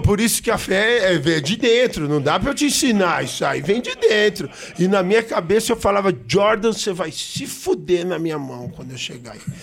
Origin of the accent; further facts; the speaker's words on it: São Paulo, Brazil; sou paulista, sou paulistano, nascido na Avenida Paulista